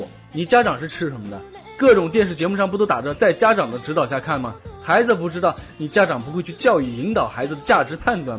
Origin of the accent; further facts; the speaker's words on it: China; 作为一个中国人，我真感到羞耻。